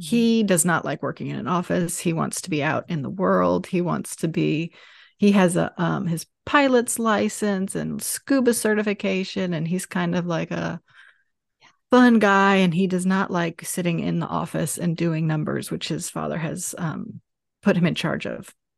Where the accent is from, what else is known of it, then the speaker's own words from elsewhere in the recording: Atlanta, Georgia, United States; moved away as an adult; I grew up here too, so we're both from Atlanta.